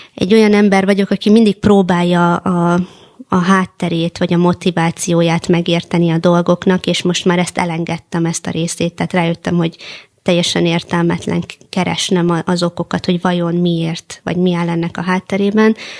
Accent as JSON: {"language": "Hungarian", "country": "Hungary", "said": "magyar cigány nőként"}